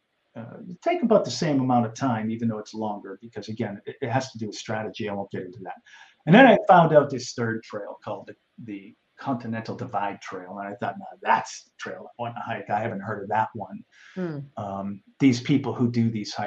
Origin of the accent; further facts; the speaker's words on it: New England, United States; I grew up in New England